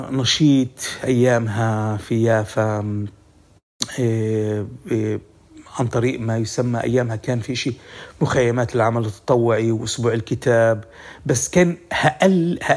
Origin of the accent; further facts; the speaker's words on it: Palestine; النظام في جامعة تل أبيب هو نظام استشراقي وكان وأنا كفلسطيني جاي آه، أخذ معلومات أو آه، أفيد حالي في معلومات